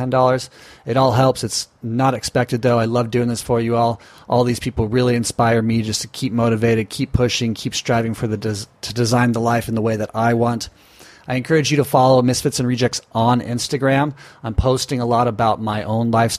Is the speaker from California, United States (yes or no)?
yes; Newport Beach, California, United States; we're both from Newport Beach, Orange County area